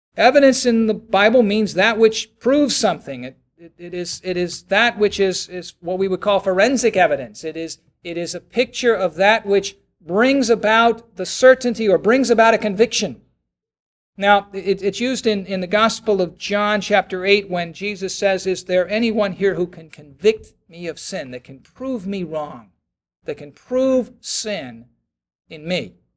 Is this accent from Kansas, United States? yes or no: no; Baltimore, Maryland, United States; I'm from Baltimore